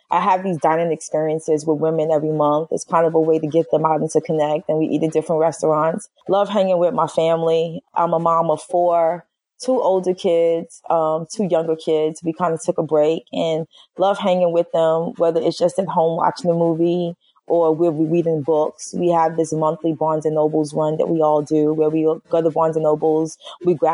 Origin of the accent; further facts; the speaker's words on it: Brooklyn, New York, United States; you know, I'm from Brooklyn. I got to take it all the way back to hip hop and say ….